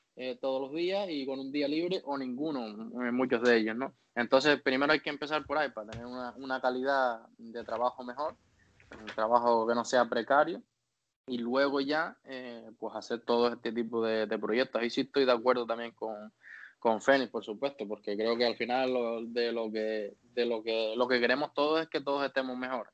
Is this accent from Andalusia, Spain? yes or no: no; Canary Islands, Spain; moved away; en mi tierra